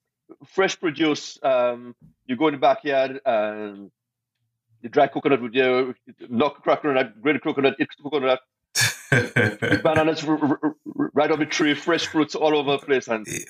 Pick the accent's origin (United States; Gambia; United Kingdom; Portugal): Portugal; because we come from New York, we're from Portugal.